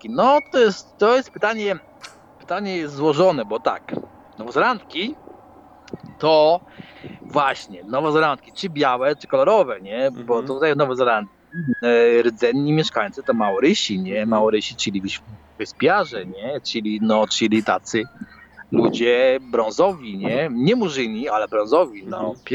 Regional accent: Poland; accent: Polish mixed with Irish (Dublin); No, i w tej chwili mój akcent, który tutaj się zwieszał, polski akcent z irlandzkim, mhm. no to sprawia, sprawia ludzi w pezeku totalnie.

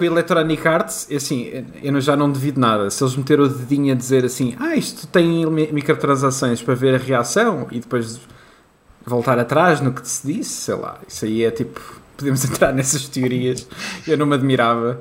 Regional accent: Leiria, Centro, Portugal; eu sou de Leiria

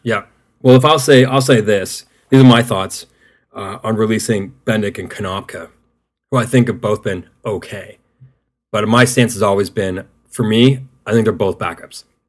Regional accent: Canada; as a Canadian

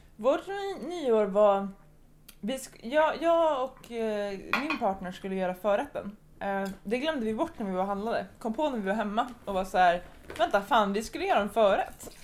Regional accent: Sweden; jag är från Sverige, jag är 16 år, jag är student

